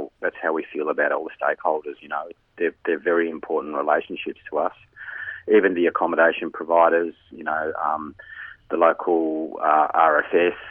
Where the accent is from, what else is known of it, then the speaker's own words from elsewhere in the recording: Melbourne, Victoria, Australia; I'm from Melbourne